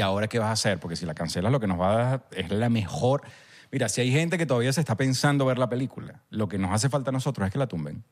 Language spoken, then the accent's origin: Spanish; Venezuela; nos pega a nosotros como venezolanos